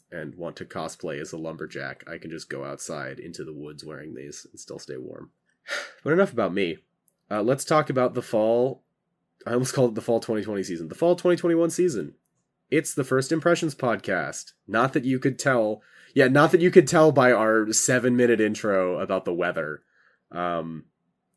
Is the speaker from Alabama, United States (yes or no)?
no; California, United States; moved away as an adult; I'm from California.